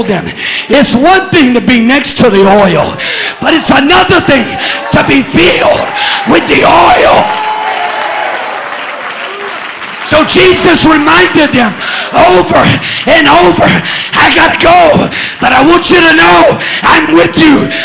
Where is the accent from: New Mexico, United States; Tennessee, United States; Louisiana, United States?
Louisiana, United States; Bogalusa; I'm from Bogalusa